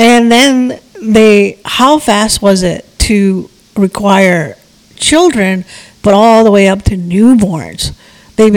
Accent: India; moved away; I was born in India

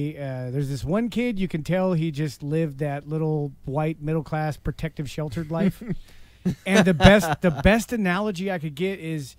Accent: United States; I'm American

